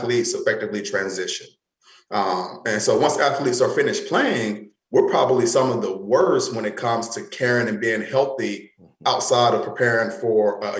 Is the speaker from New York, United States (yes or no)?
no; North Carolina, United States; moved away as an adult; now in Iowa, United States; I'm from North Carolina. I'm a Southern boy at heart